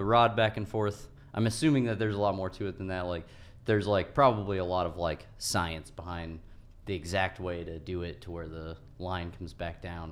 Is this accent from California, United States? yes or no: yes; Morris Reservoir, California, United States; I grew up on Morris Reservoir